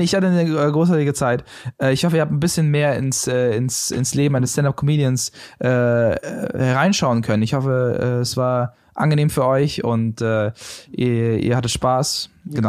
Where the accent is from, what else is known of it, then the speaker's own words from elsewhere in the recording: Berlin, Germany; ich komme aus der Gegend, also ja. Reinickendorf.